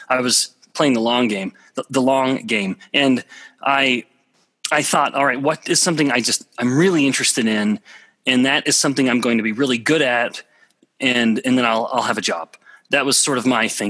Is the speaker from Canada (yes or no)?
yes; Alberta, Canada; moved away as an adult; also born or lived in Russia; I'm from a very small town in Alberta, Canada, population about 1,000 people